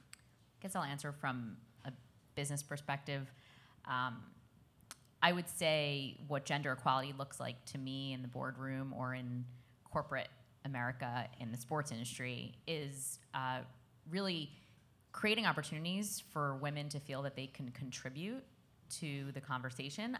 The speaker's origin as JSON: {"language": "English", "town": "New York City", "region": "New York", "country": "United States", "tie": "born or raised there", "said": "I grew up in Brooklyn, which is melting pot of the world"}